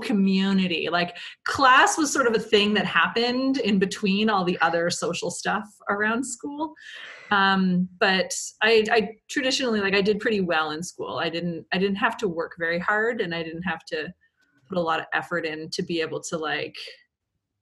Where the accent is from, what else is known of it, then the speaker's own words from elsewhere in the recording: Point Edward, Ontario, Canada; now in Toronto, Canada; I'm from a small town called Point Edward, Ontario, which is near Sarnia.